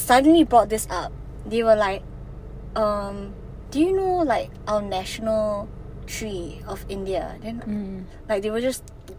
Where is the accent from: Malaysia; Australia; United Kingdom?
Malaysia